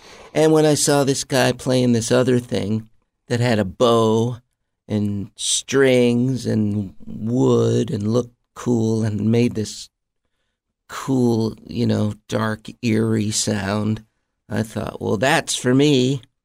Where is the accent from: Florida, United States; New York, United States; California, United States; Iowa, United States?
Iowa, United States; Mount Vernon; moved away; also born or lived in Los Angeles; I grew up in a small town in Iowa called Mount Vernon, a little college town where my dad was a piano professor.